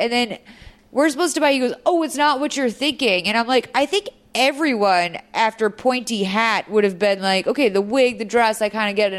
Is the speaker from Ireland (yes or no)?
no; Lexington, Massachusetts, United States; moved away; I'm from Lexington, Massachusetts, home of the famous Midnight Ride of Paul Revere.